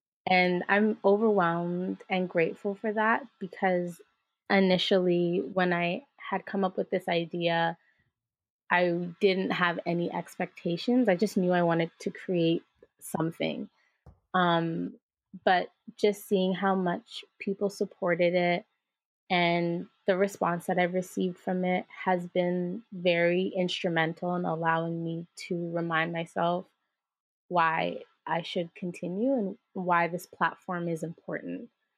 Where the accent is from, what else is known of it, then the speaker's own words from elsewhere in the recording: Jamaica; both experientially as a Jamaican person or a person of the diaspora